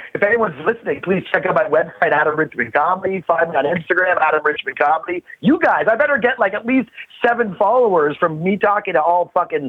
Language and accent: English; Canada; now in Los Angeles, United States; I'm a Canadian and I live in America.